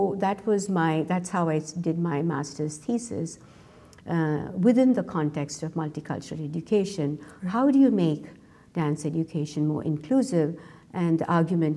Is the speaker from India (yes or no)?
yes; Mumbai, Maharashtra, India; moved away as an adult; now in North Carolina, United States; When I was growing up in India, as being a dancer